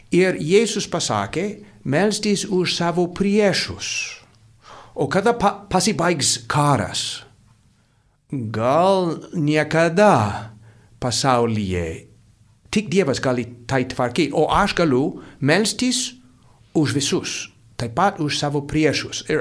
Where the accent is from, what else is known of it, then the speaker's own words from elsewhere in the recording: United States; now in Lithuania; Ir aš iš Amerikos